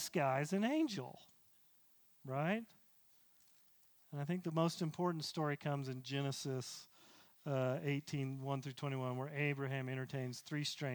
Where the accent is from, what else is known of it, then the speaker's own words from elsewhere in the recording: the South, United States; I grew up in the South